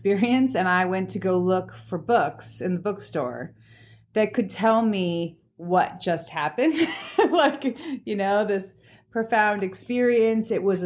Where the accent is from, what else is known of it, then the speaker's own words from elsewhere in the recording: Pennsylvania, United States; now in Anchorage, United States; I'm originally from Pennsylvania